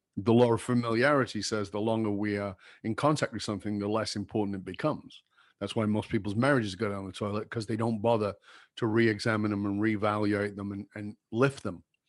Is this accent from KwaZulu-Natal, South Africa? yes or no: yes; Durban, KwaZulu-Natal, South Africa; moved away; I grew up in Durban